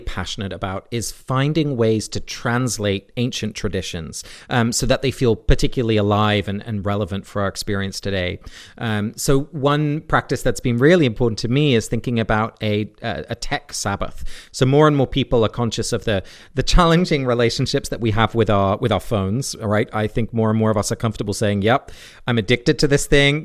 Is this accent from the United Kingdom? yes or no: yes; England, United Kingdom; now in United States; I grew up in England.